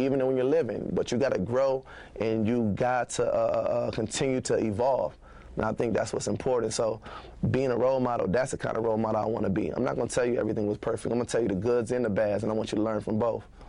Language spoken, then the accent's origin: English; Minneapolis, Minnesota, United States; I grew up on Eighth and Irving, eight oh one Irving.